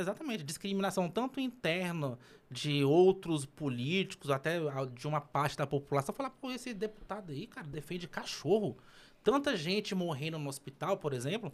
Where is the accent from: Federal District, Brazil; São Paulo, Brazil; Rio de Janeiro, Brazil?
Federal District, Brazil; Gama; eu sou do Gama, né? Nasci no Gama, morei minha vida inteira no Gama